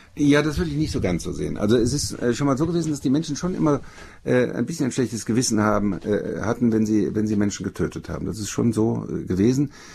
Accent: Germany; Ich bin gerade als Deutscher

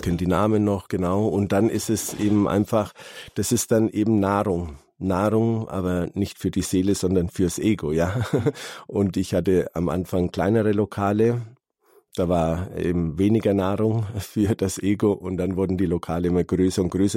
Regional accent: Calabria, Italy; moved away; Ich bin ja aus Süditalien, aus Kalabrien

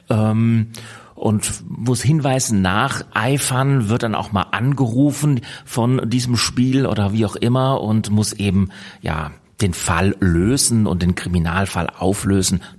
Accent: Karlsruhe, Baden-Württemberg, Germany; born there; now in Hamburg, Germany; Ich bin hier in Hamburg in Bremsartenser und gebürtig komme ich aus Karlsruhe. Man mag es gar nicht mehr so richtig raushören, aber durch die verschiedenen Wege in meinem Leben, das Studium unter anderem in Hannover und in Bonn und in Tübingen, bin ich dann irgendwann hier in Hamburg gelandet.

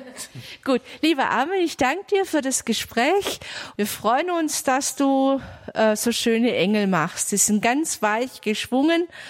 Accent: Geldern, North Rhine-Westphalia, Germany; Ich komme aus Geldern

